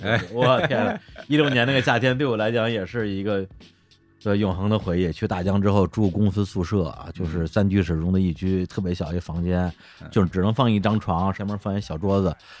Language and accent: Chinese; Beijing, China; also born or lived in Shenzhen; 我北京人哪见过台风啊！